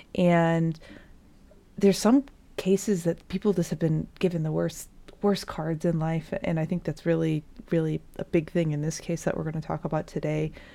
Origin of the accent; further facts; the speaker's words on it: Michigan, United States; I'm also from Michigan